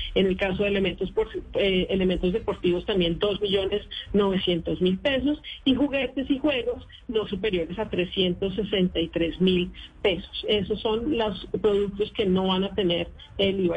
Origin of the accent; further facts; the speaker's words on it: Colombia; nosotros como colombianos